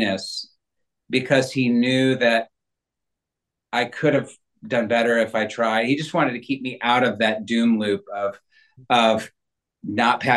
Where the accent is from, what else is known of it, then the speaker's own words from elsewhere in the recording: Northern California, United States; I grew up in Northern California